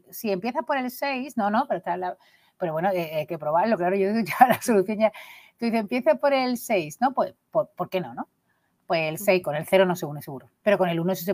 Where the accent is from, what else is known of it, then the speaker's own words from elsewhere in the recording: Burgos, Castile and León, Spain; que sé que en Burgos son peña porque vengo de Burgos